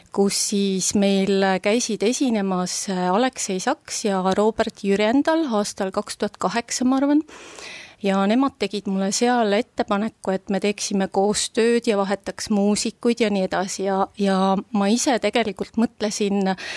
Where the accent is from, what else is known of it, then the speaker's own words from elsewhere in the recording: Tõrva, Valga County, Estonia; moved away; also born or lived in Viljandi / Germany; ma olen Tõrvas sündinud, siis mm. ma olen puhas mulk